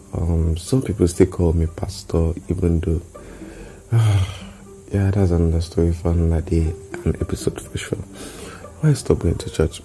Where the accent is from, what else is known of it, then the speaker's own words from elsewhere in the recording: Nigeria; I'm an Nigerian